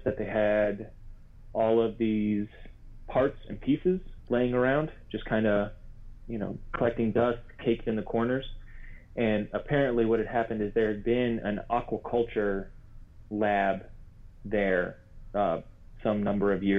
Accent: Maryland, United States; I'm from Maryland originally

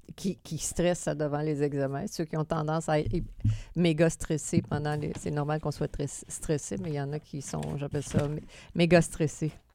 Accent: Quebec City, Quebec, Canada; comme on est de Québec

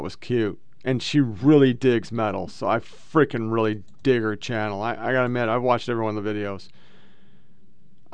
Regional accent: Oregon, United States; moved away; also born or lived in Southern United States; born and raised in Oregon

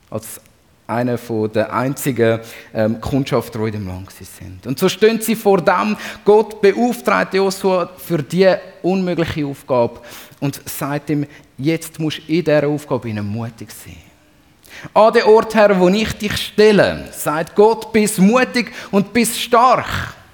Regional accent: Zurich, Switzerland; als Zürcher, und da darf ich heute dazu stehen, ist mein Lieblingsreformator natürlich der Ulrich Zwingli.

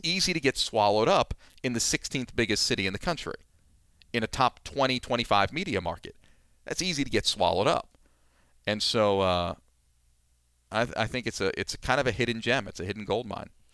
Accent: New York, United States; moved away; also born or lived in Pennsylvania; I grew up in New York

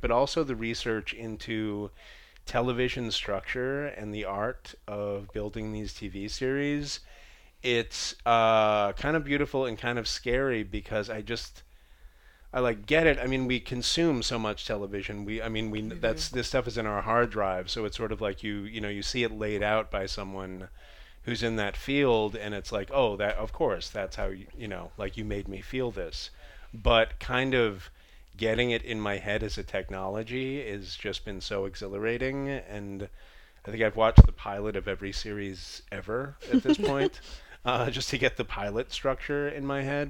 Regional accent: Boston, Massachusetts, United States; moved away; also born or lived in New York City; I come from Boston

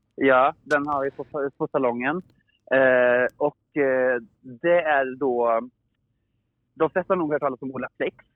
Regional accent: Åmål, Västra Götaland, Sweden; jag är från Åmål

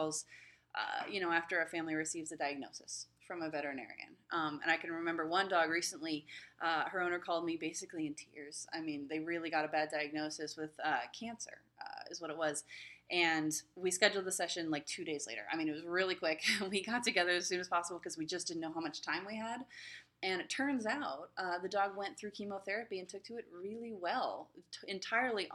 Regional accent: West Coast, United States; also born or lived in Pensacola, Florida; now in San Diego, United States; I'm from the West Coast originally

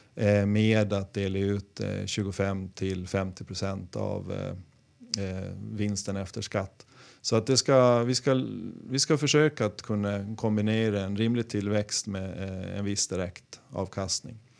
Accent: Gotland, Sweden; Jag kommer från Gotland

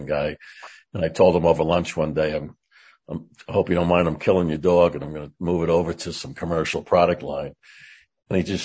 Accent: Long Island, New York, United States; I grew up on Long Island.

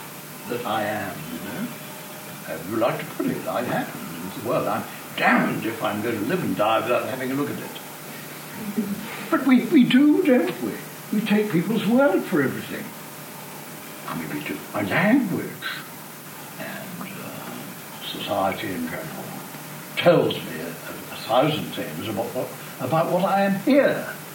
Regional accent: South Africa; I mean, we're grateful for being South African, we're grateful for being male or female or old or young, whatever it is.

